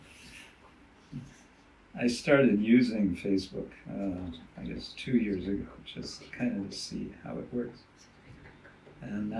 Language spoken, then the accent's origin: English; United States; moved away; as I was growing up in America